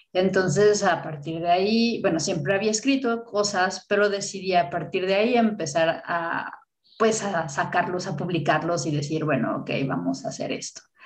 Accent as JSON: {"language": "Spanish", "country": "Mexico", "said": "como mexicana"}